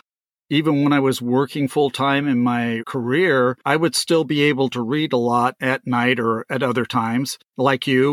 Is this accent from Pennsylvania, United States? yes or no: no; California, United States; I'm from California